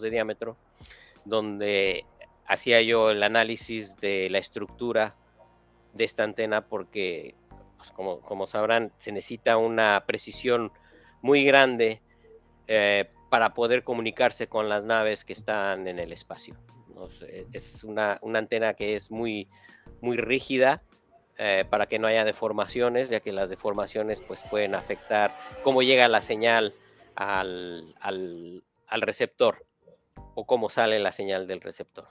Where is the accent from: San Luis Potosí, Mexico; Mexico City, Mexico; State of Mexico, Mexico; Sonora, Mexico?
Mexico City, Mexico; moved away as an adult; also born or lived in Milwaukee, Wisconsin; now in Pasadena, United States; yo nací, crecí en la Ciudad de México